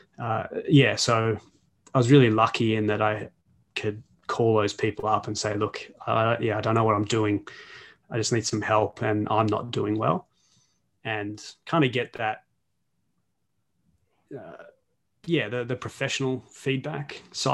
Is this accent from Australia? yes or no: yes; Australia; I'm Australian